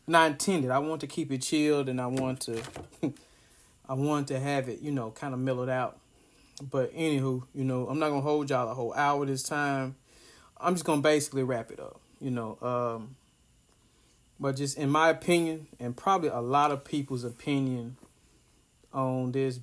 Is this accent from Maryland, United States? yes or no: no; Ripley, Tennessee, United States; moved away; my hometown, Ripley, Tennessee.